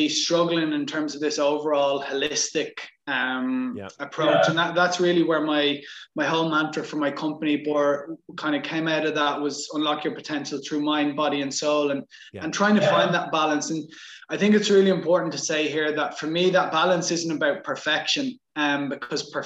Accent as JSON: {"language": "English", "country": "Ireland", "said": "So I'm from Ireland and grew up playing Gaelic football"}